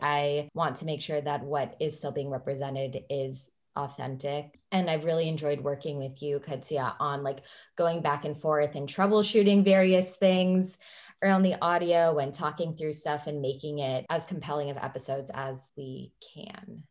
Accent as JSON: {"language": "English", "region": "California", "country": "United States", "moved": "yes", "lives_now": "Washington, D.C., United States", "said": "I'm from California originally, and now I live in Washington, D C."}